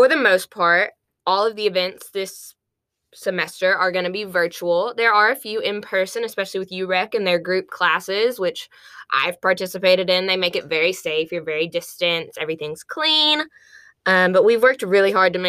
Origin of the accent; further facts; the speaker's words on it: Mayflower, Arkansas, United States; I am from Mayflower, Arkansas, so right there in the middle of the state